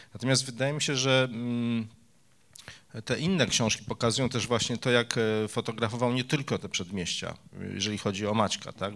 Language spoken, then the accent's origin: Polish; Warsaw, Masovian Voivodeship, Poland; Ja jako warszawiak